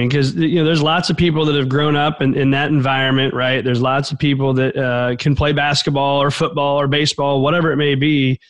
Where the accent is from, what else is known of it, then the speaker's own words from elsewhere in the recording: Mattoon, Illinois, United States; So, I grew up in Mattoon, Illinois, just south of Champaign there.